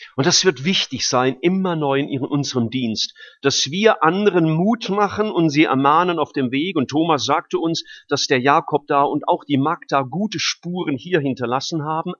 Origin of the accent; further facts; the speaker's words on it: Rhineland-Palatinate, Germany; now in Stuttgart, Germany; gerade in der Pfalz. Freue mich ja immer, in meine Heimat zu kommen.